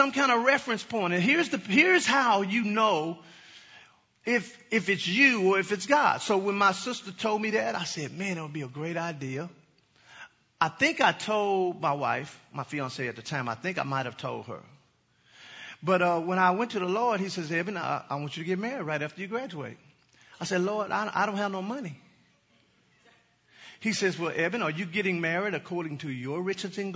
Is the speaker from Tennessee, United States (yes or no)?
no; Dallas, Texas, United States; I am from the Dallas area, okay? Never lived in Arlington